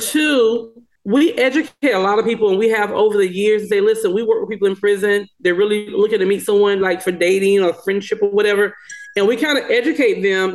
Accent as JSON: {"language": "English", "region": "small town in South Carolina", "country": "United States", "tie": "born or raised there", "moved": "yes", "said": "where I'm from, which is a small town in South Carolina"}